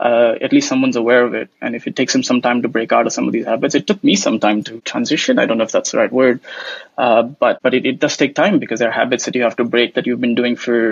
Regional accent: India; So obviously I hail originally from India, although I haven't lived there much.

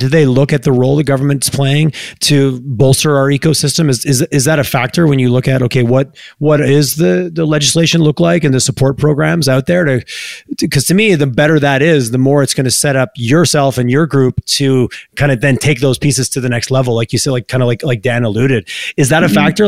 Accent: Quebec, Canada; now in Alberta, Canada; I grew up in Quebec

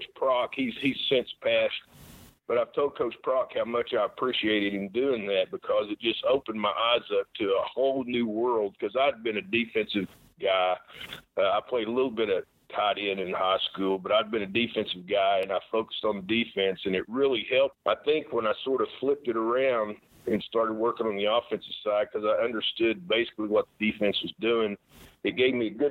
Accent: Oklahoma, United States; I grew up in Oklahoma

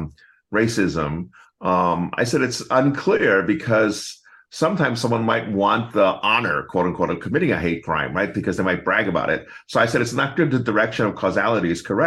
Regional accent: United States; I'm American born Chinese

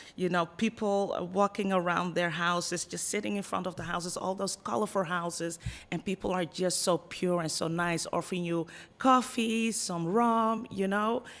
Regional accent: Netherlands; accent: Dutch; moved away as an adult; also born or lived in Ghana; now in Punta Cana, Dominican Republic; I was born and raised in the Netherlands.

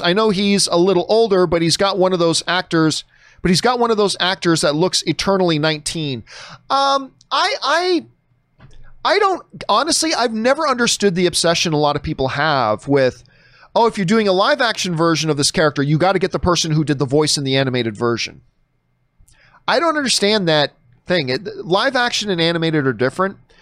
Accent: Canada; a Canadian pasty white dude

